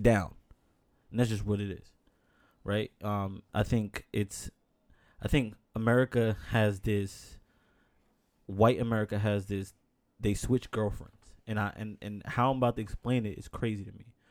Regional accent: New York, United States; born and raised in New York

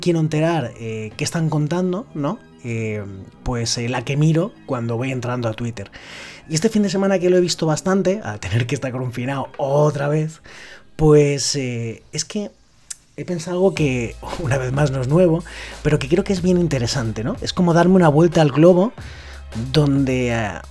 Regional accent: Valencian Community, Spain; cae en mi tierra

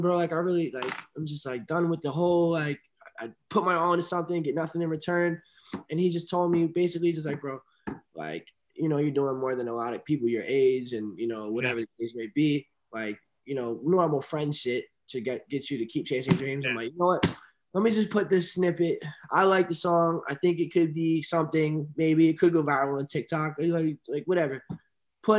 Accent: Philadelphia, Pennsylvania, United States; a kid, bro, just a kid from PA, downtown PA, like, from just, like, as a young kid

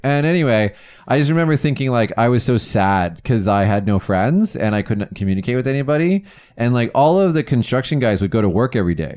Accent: Las Vegas, Nevada, United States; moved away as an adult; now in Kagoshima, Japan; We're in my hometown of Vegas

